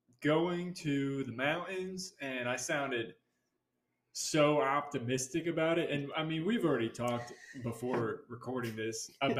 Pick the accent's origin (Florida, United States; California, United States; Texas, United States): Florida, United States; I'm from Florida. We're from Florida.